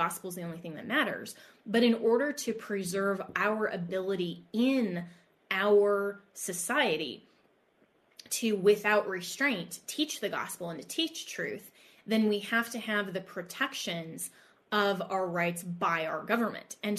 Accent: Denver, Colorado, United States; I used to do a radio show out of Denver, Colorado, my, you know, my hometown area

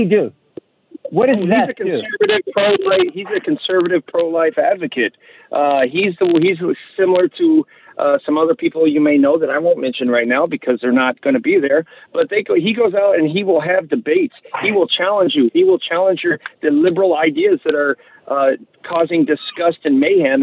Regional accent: Terre Haute, Indiana, United States; I'm from Terre Haute, Indiana

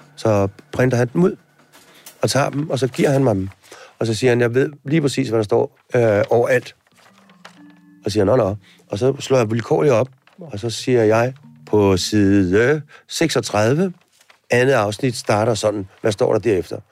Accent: Denmark; når vi sidder her hjemme i Danmark

